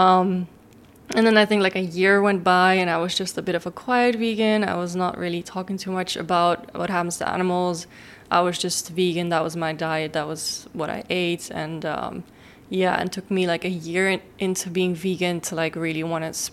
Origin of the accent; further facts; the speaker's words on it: Amsterdam, North Holland, Netherlands; I was raised in Amsterdam in the Netherlands